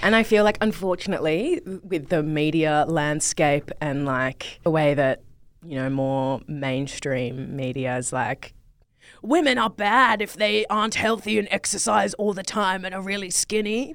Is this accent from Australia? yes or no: yes; Perth, Western Australia, Australia; now in Melbourne, Australia; I grew up in Perth, Western Australia